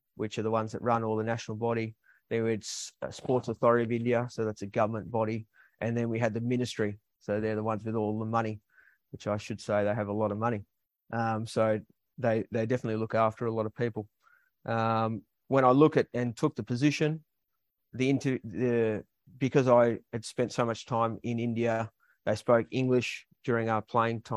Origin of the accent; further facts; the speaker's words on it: Melbourne, Victoria, Australia; I'm originally from Melbourne